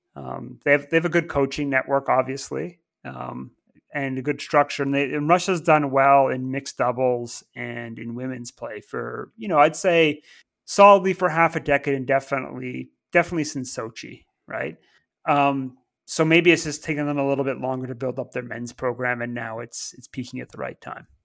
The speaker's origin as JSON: {"language": "English", "country": "Canada", "tie": "born or raised there", "moved": "yes", "lives_now": "United Kingdom", "said": "growing up in Canada"}